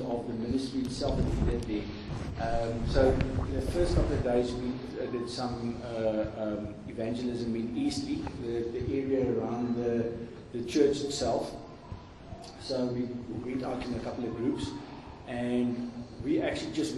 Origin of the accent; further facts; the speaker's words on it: Gauteng, South Africa; I'm from Gauteng